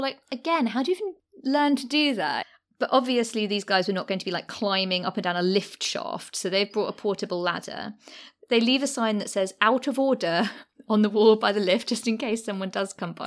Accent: London, United Kingdom; also born or lived in Deptford, London; I did used to live there, and I grew up in the Docklands.

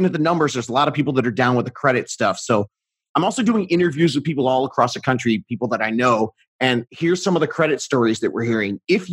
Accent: Southern California, United States; I'm from Southern California. I say stoked.

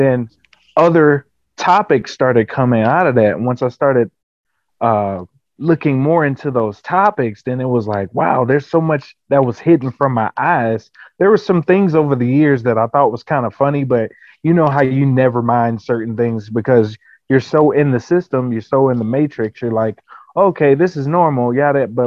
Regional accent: Houston, Texas, United States; moved away; I'm originally from Texas

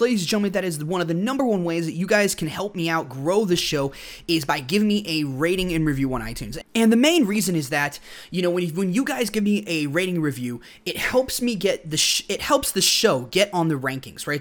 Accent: United States; I'm an American

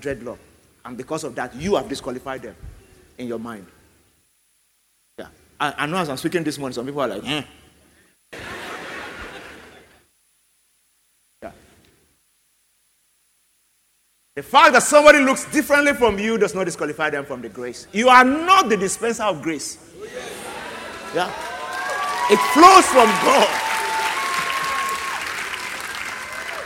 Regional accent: Nigeria; as a Nigerian

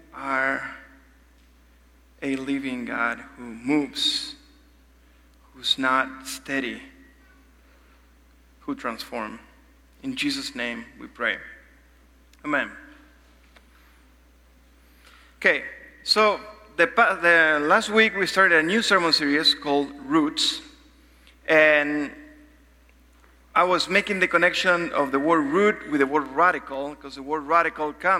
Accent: Argentina; moved away; also born or lived in Uruguay; I'm from Argentina

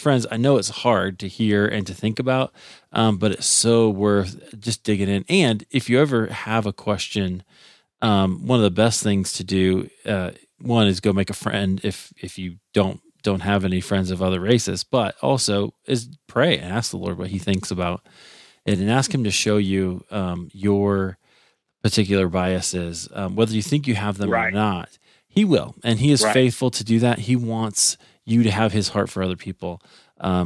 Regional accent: Iowa, United States; I grew up in Iowa

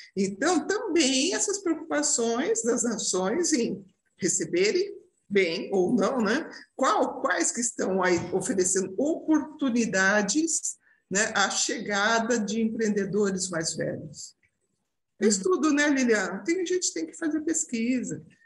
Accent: Brazil; moved away as an adult; now in Portugal; somos, somos brasileiros

